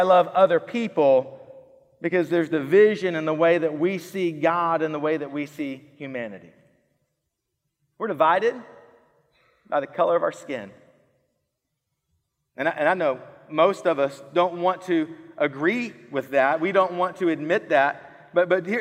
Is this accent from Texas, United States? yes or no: yes; Killeen, Texas, United States; now in Georgetown, United States; I grew up in Killeen